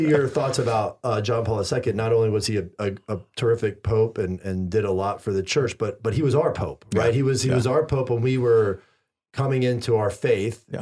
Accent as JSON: {"language": "English", "area": "the Bible Belt", "region": "the South", "country": "United States", "tie": "born or raised there", "said": "I grew up in the Bible Belt"}